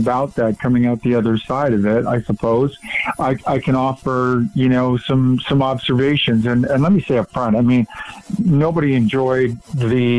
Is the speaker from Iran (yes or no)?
no; Western Canada, Canada; moved away; Born and raised in Western Canada, kind of grew up in the West